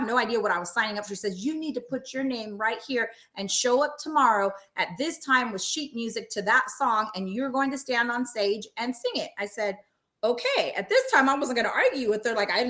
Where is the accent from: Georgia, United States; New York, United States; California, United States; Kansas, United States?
California, United States; Long Beach; moved away; I used to live in Long Beach, so I'm from the Long Beach area.